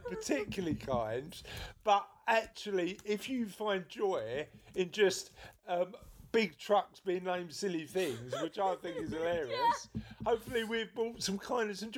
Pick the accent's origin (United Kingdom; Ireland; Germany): United Kingdom; London; I'm a Londoner